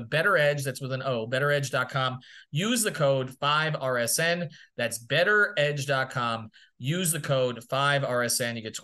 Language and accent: English; New York, United States; I grew up in New York